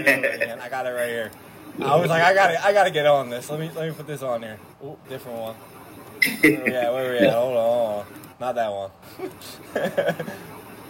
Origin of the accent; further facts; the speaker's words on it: Philadelphia, Pennsylvania, United States; also born or lived in Florida; we're from Philadelphia